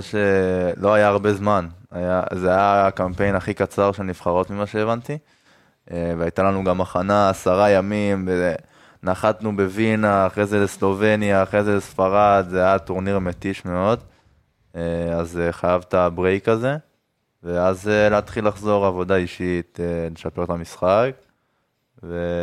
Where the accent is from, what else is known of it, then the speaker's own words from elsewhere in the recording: Ashkelon, Southern District, Israel; גדלתי באשקלון